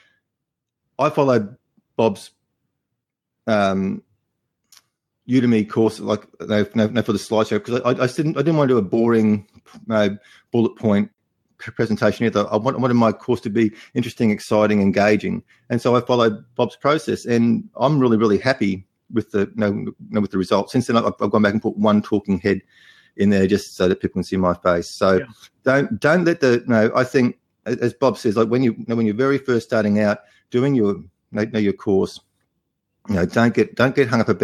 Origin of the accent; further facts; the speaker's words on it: Australia; accent: Australian; my Australian accent